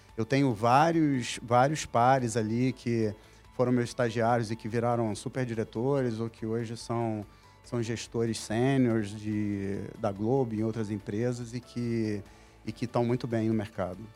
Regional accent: Manaus, Amazonas, Brazil; moved away as an adult; now in Rio de Janeiro, Brazil; eu sou natural de Manaus, Amazonas

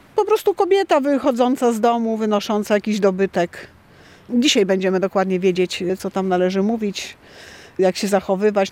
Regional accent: Wolnica, Poland; jako mieszkanki w ogóle tą wolnicy

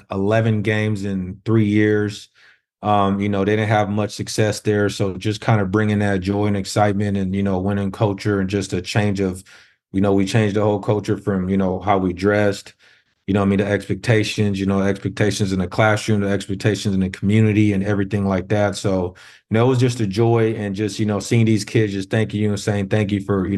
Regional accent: San Diego, California, United States; also born or lived in Zaire; I grew up in Southeast San Diego, which is the inner city out here.

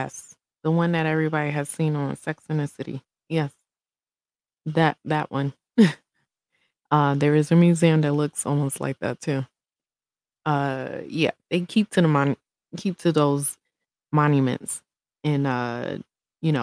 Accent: Brooklyn, New York, United States; now in Colorado, United States; When I was growing up in Brooklyn

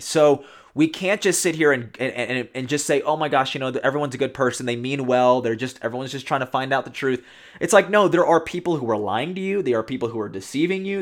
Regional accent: Texas, United States; moved away; now I'm not living in Texas now, but I am a Texan

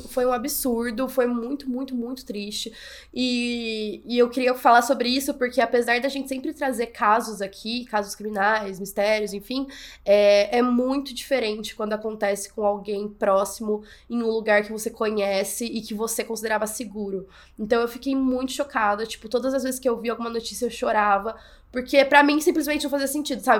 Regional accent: São João, Brazil; eu sou de São João, é uma cidade pequena

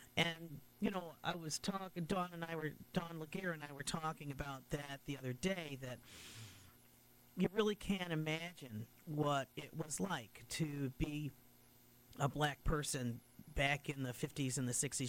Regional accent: Utica, New York, United States; that was my original home church when we first, when our family first came to Utica in 1954

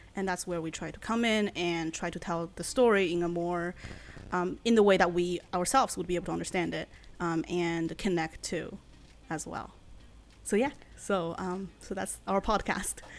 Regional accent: China; first language Chinese; English is a second language; moved away as an adult; now in United States; I was born in China, and I lived in China for eighteen years, and I came here for, oh, came to America for college

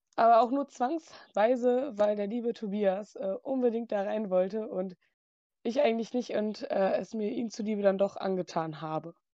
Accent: near Movie Park Germany, North Rhine-Westphalia, Germany; komme von der Nähe aus dem Moviepark

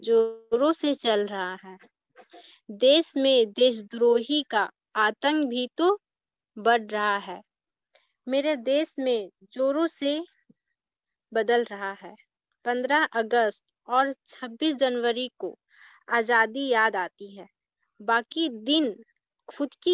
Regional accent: Nawada, Bihar, India; मैं नवादा जिला से हूँ मैं बीएससी पार्ट वन की छात्रा हूँ

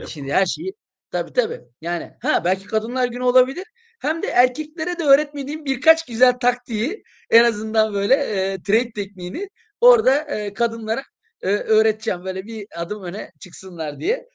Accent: İskenderun, Hatay, Turkey; moved away; ben kendim de İskenderunluyum.

